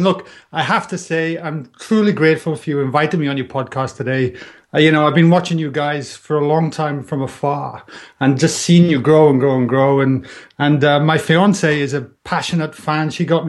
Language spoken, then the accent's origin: English; Wales, United Kingdom; moved away as an adult; I'm Welsh. I just seem to tell by my tropical accent. And it's kind of softened over the years. But yeah, look, I immigrated, I think now, 11 years ago, you know. So that was like when I was 30 years old.